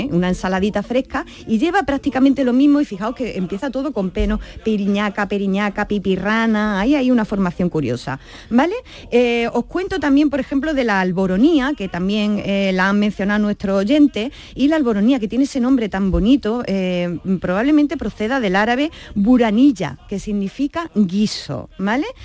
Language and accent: Spanish; Alcaudete, Andalusia, Spain; En Alcaudete, Jaén, que es mi pueblo